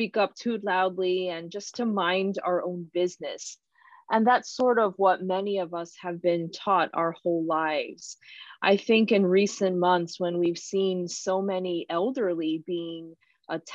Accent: New York, United States; my entire life growing up in New York

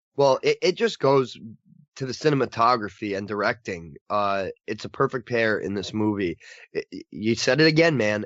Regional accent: United States; as an American viewer

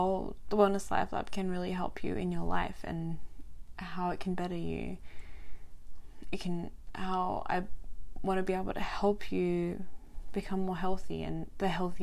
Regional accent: Albany, Western Australia, Australia; also born or lived in Adelaide, South Australia / Perth, Western Australia; I grew up in a small country town called Albany in Western Australia, from little right up until end of high school

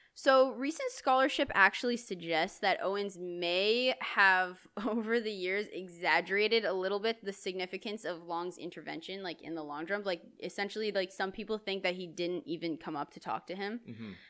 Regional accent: Canada; It's because we're Canadian and we only flourish in the cold.

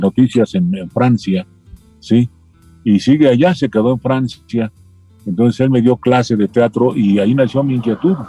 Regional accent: Mexico City, Mexico; accent: chilango; also born or lived in Chilpancingo, Guerrero; nací en Chilpancingo, Guerrero. Ah, pero vivo paisano. En vivo en la Ciudad de México desde los cuatro años, ¿sí? O sea que soy más chilango

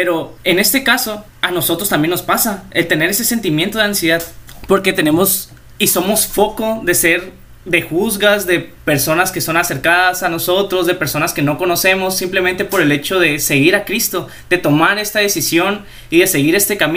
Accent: La Paz, Baja California Sur, Mexico; tengo 19 años de edad, eh, soy originario de La Paz, Baja California Sur.

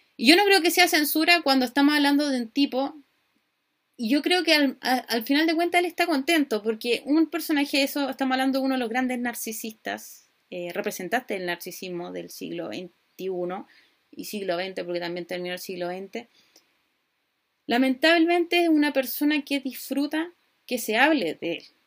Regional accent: Chile; Acá en Chile

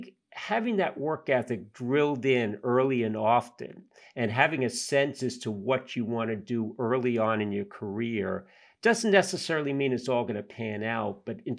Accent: Yonkers, New York, United States; I grew up in Yonkers, so just north of New York City.

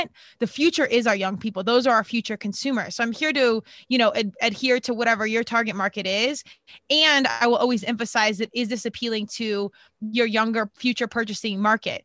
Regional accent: Colorado, United States; moved away as an adult; I was from Colorado, went out east to play because there was really nothing competitive at the time in Colorado.

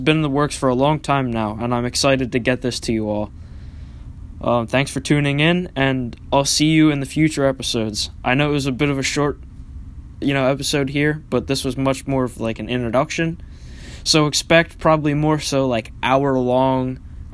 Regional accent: Greater Philadelphia region, New Jersey, United States; I'm from the South Jersey, Greater Philadelphia region

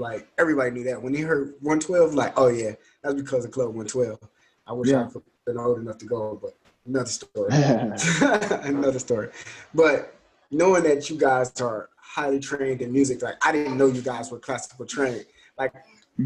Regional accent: Atlanta, Georgia, United States; moved away; also born or lived in Cleveland, Ohio; I'm from Atlanta

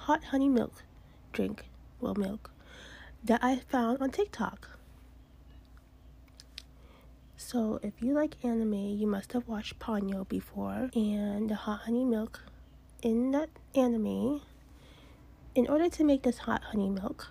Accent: Massachusetts, United States; I'm from Massachusetts

